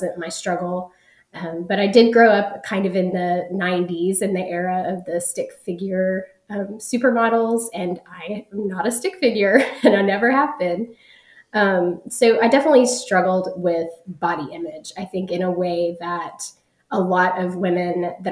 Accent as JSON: {"language": "English", "town": "Dallas", "region": "Texas", "country": "United States", "said": "I am from North Dallas in Texas in the United States."}